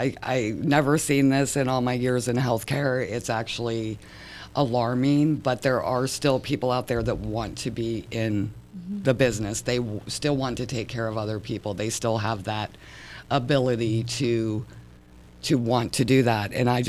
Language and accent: English; Michigan, United States; I am from Michigan. I do not like snow.